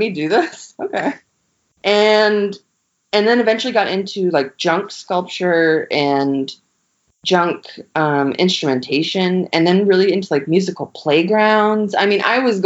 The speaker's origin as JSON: {"language": "English", "region": "Western Maine", "country": "United States", "also_born_or_lived": "New York", "said": "I'm originally from Western Maine, so a very rural area."}